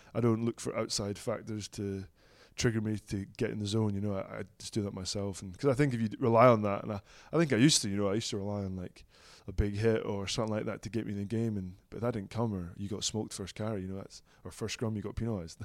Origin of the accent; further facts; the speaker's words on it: Dundee, Scotland, United Kingdom; moved away as an adult; now in Glasgow, United Kingdom; I'm a Dundee boy through and through